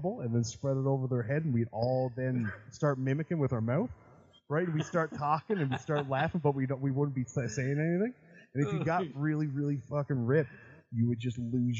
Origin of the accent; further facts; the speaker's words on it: Canada; I'm Canadian, right? I'm Canadian